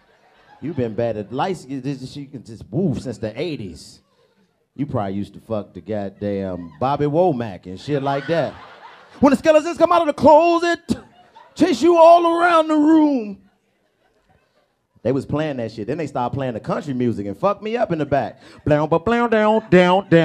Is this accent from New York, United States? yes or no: no; Nashville, Tennessee, United States; I'm from Nashville, Tennessee